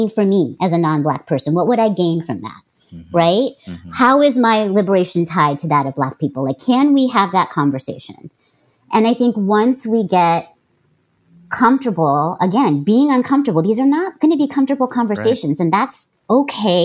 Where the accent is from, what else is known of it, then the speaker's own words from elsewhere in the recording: Oakland, California, United States; I'm from Oakland